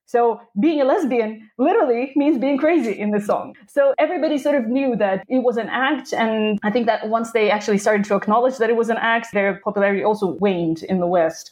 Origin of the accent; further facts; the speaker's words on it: Krasnodar, Krasnodar Krai, Russia; now in Netherlands; I was born and raised in Krasnodar in the south of Russia